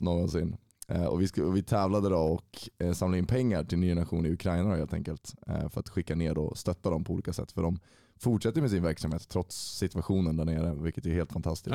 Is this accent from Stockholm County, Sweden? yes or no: no; Uppsala, Uppsala County, Sweden; jag är född och uppvuxen i Uppsala, 25 år gammal och har bott i stan hela mitt liv.